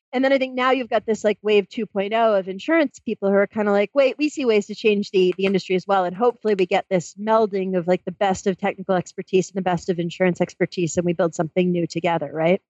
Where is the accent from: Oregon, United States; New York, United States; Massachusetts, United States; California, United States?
Massachusetts, United States; moved away as an adult; I grew up in Massachusetts